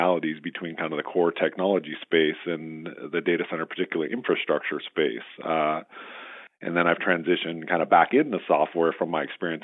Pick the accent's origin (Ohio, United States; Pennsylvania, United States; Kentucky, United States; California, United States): California, United States; Southern; also born or lived in Michigan; now in San Jose, United States; my dad switched careers and got into aerospace, which brought us to Southern California.